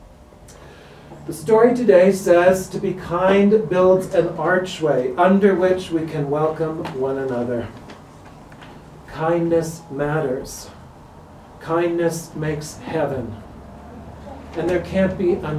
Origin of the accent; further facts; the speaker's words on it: Minnesota, United States; I'm from Minnesota